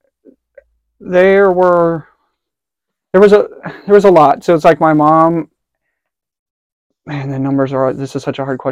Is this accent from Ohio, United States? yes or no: yes; Cincinnati, Ohio, United States; I was born in Cincinnati in 95